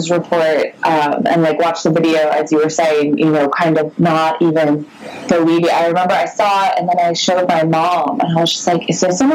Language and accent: English; United States; as an American